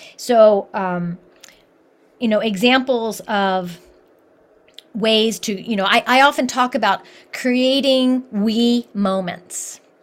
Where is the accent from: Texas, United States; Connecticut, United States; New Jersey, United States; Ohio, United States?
Ohio, United States; Columbus; moved away; I grew up in Columbus, Ohio